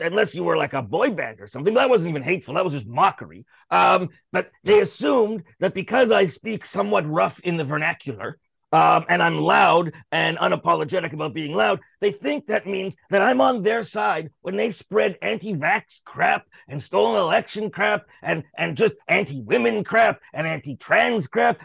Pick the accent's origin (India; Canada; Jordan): Canada; I'm a Canadian in Canadian show business.